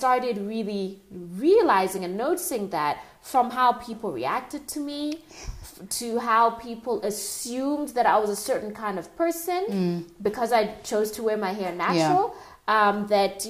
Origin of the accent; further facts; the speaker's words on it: Tanzania; moved away; I'm originally from Tanzania